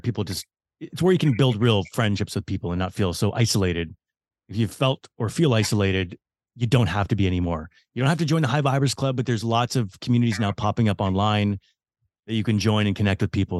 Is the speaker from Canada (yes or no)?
yes; Vancouver, British Columbia, Canada; Vancouver, which is my hometown